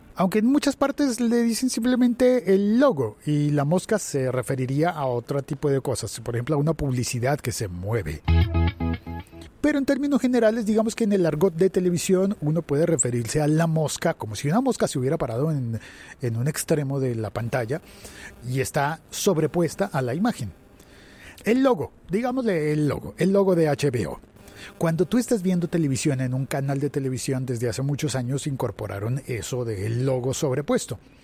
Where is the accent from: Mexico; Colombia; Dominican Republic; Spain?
Colombia; Bogotá, Bogotá Capital District; paradero, le decimos en Bogotá